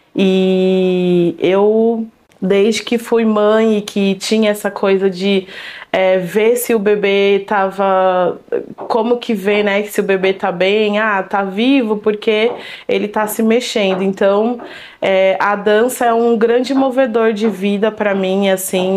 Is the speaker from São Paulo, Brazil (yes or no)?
yes; São Paulo, Brazil; Eu nasci aqui em São Paulo, na Zona Sul, é, Vila Joaniza.